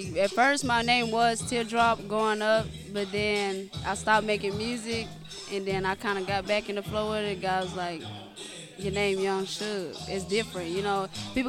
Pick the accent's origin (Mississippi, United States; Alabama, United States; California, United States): Mississippi, United States; Biloxi; now in Texas, United States; it was a hard life growing up in Mississippi, Biloxi, Mississippi.